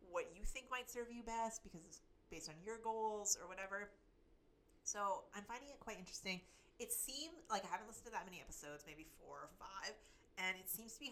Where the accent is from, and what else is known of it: Canada